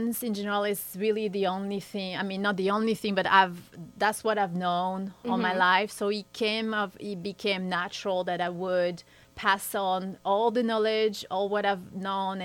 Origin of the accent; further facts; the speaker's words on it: southern France, France; also born or lived in Switzerland / New York; now in United States; In my hometown, I'm a French, so I grew up in the southern part of France